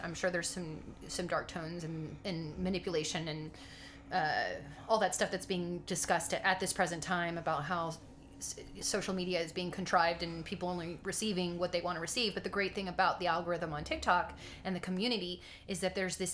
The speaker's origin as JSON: {"language": "English", "region": "Texas", "country": "United States", "tie": "born or raised there", "said": "I grew up in Texas, which was the Bible Belt"}